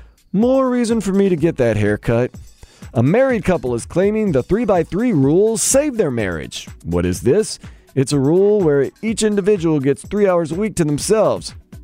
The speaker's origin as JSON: {"language": "English", "town": "New Orleans", "region": "Louisiana", "country": "United States", "tie": "born or raised there", "moved": "yes", "lives_now": "Miami, United States", "said": "Born and raised in New Orleans, huge Pelicans fan. Live here in Miami, big time Miami Heat fan."}